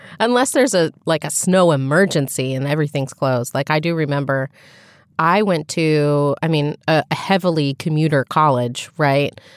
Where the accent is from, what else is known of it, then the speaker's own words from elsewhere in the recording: Dayton area, Ohio, United States; in my hometown, we had a Heritage Days festival, right? Because we had several log cabins from throughout the Dayton area